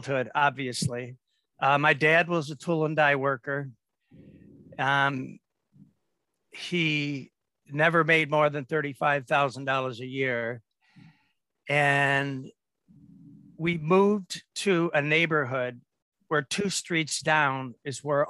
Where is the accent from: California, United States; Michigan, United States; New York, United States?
Michigan, United States; Detroit; I grew up in Detroit